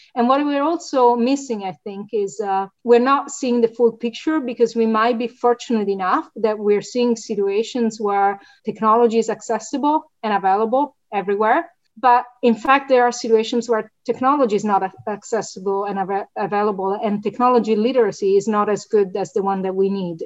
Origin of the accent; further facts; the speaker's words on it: Italy; moved away as an adult; now in United States; My prior degrees, political science and, and, economics, were in my home country, Italy.